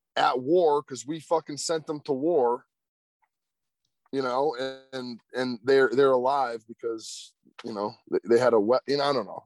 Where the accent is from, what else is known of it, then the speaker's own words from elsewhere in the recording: United States; us as American citizens